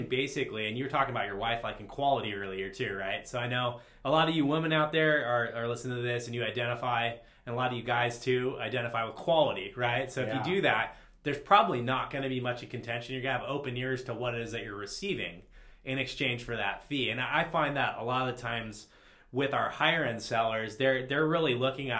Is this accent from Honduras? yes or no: no; Laguna Beach, California, United States; I'm from Laguna Beach. I sell all over Southern California